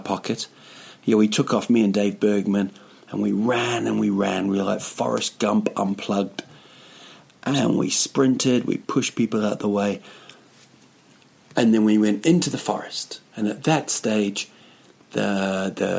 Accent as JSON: {"language": "English", "town": "Rotorua", "region": "Bay of Plenty", "country": "New Zealand", "tie": "born or raised there", "moved": "as an adult", "lives_now": "Stockholm, Sweden", "said": "it's my hometown, a place called Rotorua"}